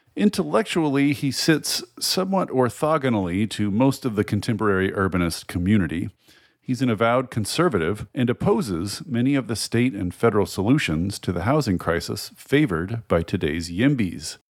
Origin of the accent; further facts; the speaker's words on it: Tennessee, United States; moved away; I'm, I'm from Tennessee originally